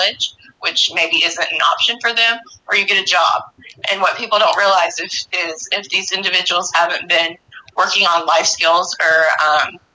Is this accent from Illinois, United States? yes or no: yes; Metropolis, Illinois, United States; I am a Metropolis native. I've lived here my whole life.